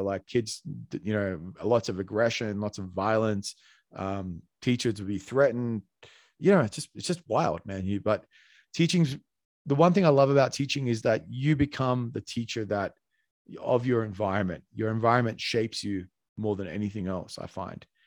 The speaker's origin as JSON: {"language": "English", "country": "Australia", "moved": "yes", "lives_now": "Colombia", "said": "I'm Australian"}